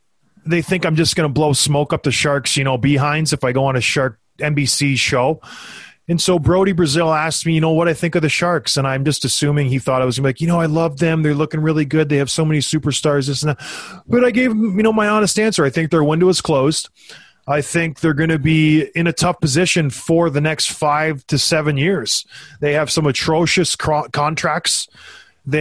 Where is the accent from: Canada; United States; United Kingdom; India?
Canada; moved away; I grew up back home in Canada